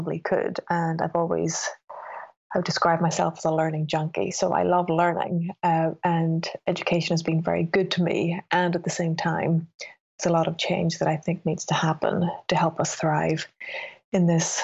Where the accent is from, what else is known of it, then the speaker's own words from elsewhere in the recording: Northern Ireland, United Kingdom; moved away; I grew up in Northern Ireland